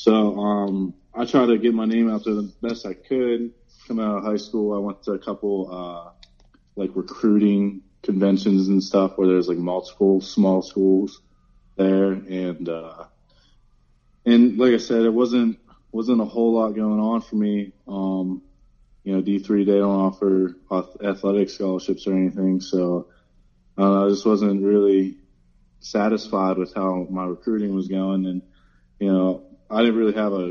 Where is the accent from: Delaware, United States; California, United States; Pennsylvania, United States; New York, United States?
Pennsylvania, United States; Reynoldsville; I grew up in a town called Reynoldsville, Pennsylvania